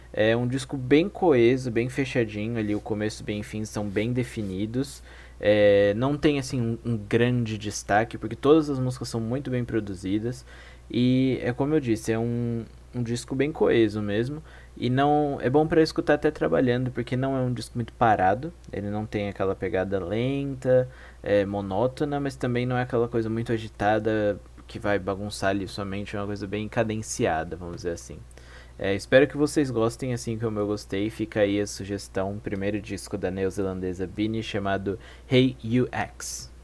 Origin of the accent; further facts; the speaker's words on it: Pará, Brazil; grandes artistas daqui da minha terra